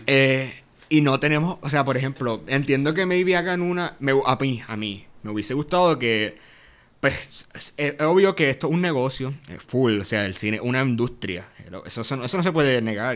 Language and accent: Spanish; Yauco, Puerto Rico; soy de, de Yauco, del suroeste de Puerto Rico. y acá, full, full, Yaucano hasta el fin